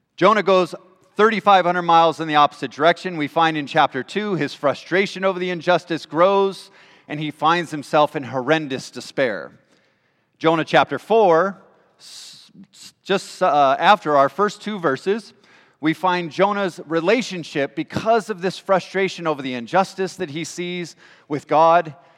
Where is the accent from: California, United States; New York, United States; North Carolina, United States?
California, United States; also born or lived in Washington / England; now in Michigan, United States; I'm from California originally